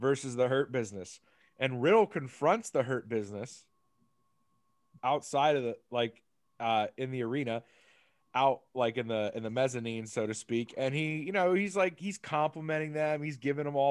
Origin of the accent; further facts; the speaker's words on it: New Jersey, United States; I'm from New Jersey